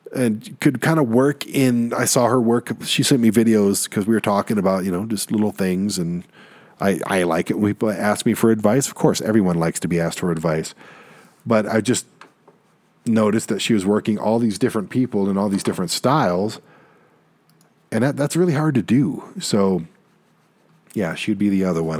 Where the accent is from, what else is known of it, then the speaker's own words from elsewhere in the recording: Detroit, Michigan, United States; we're both from Detroit